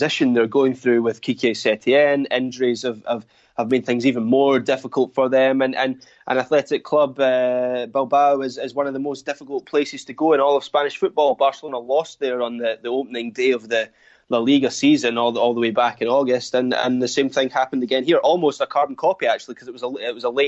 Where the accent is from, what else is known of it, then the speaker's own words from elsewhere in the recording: Scotland, United Kingdom; as a Scot